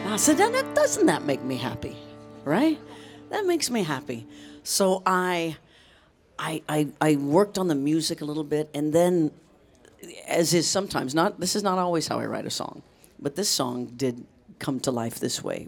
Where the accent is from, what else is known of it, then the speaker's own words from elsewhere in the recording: Leavenworth, Kansas, United States; moved away; also born or lived in Boston / New York City; I grew up in Leavenworth, Kansas, which is right outside of Kansas City